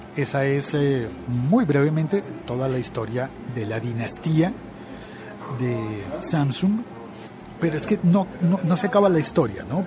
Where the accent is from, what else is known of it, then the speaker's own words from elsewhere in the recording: Bogotá, Colombia; yo crecí en mi ciudad, en Bogotá